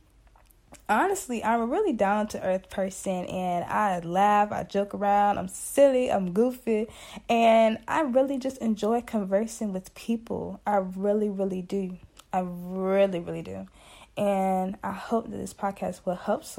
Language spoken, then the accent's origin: English; Emporia, Virginia, United States; I'm from Emporia, Virginia, representing that 434 countryside